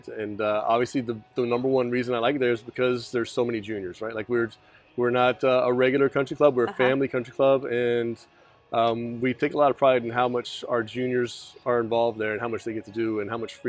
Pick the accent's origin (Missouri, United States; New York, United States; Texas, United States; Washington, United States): Texas, United States; Irving; Yeah, I grew up in Irving, Texas, went to MacArthur High School.